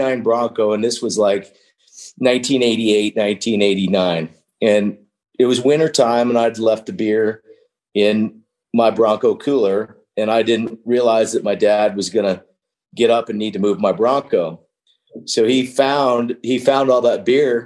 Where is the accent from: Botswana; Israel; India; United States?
United States; Wyoming; also born or lived in California; I grew up in Wyoming. You know, after I lived with my dad a year or two, I was getting in too much trouble in California. And so he moved to Wyoming in a little small town